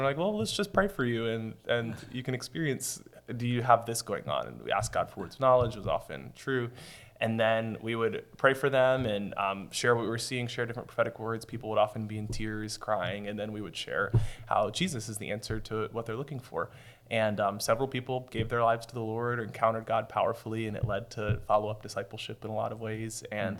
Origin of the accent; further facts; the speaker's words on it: United States; My parents are foreigners, so I just casually owned or didn't own being American.